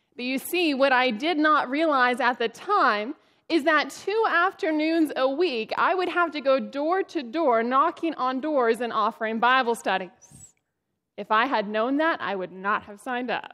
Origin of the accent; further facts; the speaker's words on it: Northern California, United States; I am from Northern California